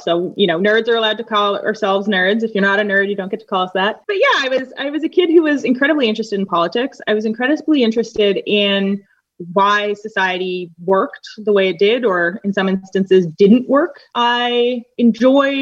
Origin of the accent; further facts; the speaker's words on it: Winnipeg, Manitoba, Canada; moved away as an adult; also born or lived in Northern Ireland / Madison, Wisconsin; I am from Winnipeg, Manitoba, Canada